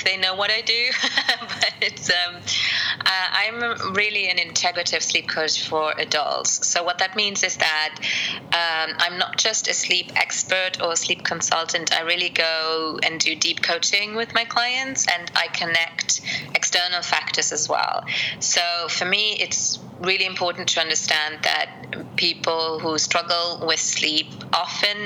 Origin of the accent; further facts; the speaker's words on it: Luxembourg; also born or lived in Colombia / United Kingdom; my family here in Luxembourg are pretty stereotypical for Luxembourg